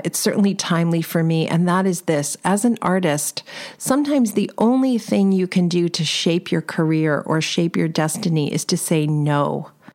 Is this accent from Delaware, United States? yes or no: no; Los Angeles, California, United States; I'm from Los Angeles